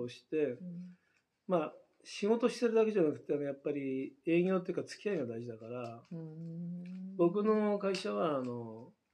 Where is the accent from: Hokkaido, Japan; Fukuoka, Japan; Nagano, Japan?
Nagano, Japan; Ogawa; moved away as an adult; also born or lived in Tokyo; もともと僕は小川村育ちで小川村生まれ育って東京に出て